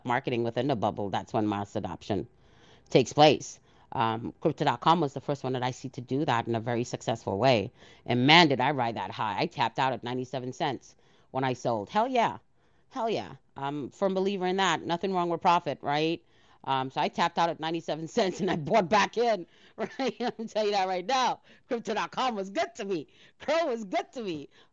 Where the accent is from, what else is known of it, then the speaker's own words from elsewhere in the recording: Trinidad & Tobago; I was born in Trinidad.